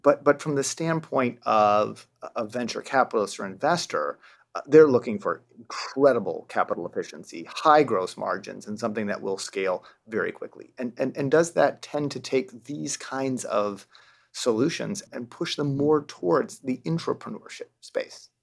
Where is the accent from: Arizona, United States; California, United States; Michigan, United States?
Michigan, United States; rural; growing up in rural Michigan